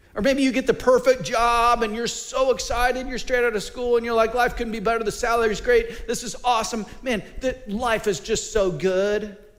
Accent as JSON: {"language": "English", "region": "Mid Missouri", "country": "United States", "tie": "born or raised there", "said": "I'm from Mid Missouri, so uh, I'm not a mountain boy"}